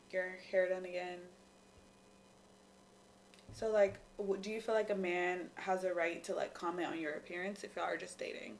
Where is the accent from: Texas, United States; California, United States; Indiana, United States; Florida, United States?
California, United States; Lemon Grove; I'm from Lemon Grove.